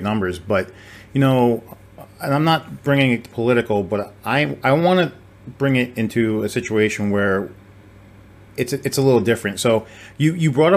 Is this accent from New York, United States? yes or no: no; on the Rhode Island line, Massachusetts, United States; now in Texas, United States; I'm in Texas, right? I mean, but I grew up in Massachusetts on the Rhode Island line. When my parents divorced, I had one in one state, one in the other